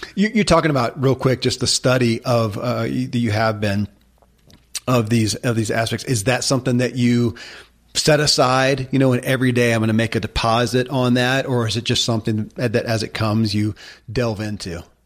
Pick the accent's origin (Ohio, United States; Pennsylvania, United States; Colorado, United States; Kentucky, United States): Kentucky, United States; born or raised there